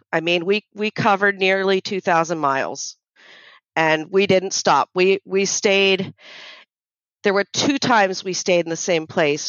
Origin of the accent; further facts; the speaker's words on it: Florida, United States; we're from Florida, the United States. We live on a barrier island just south of St. Augustine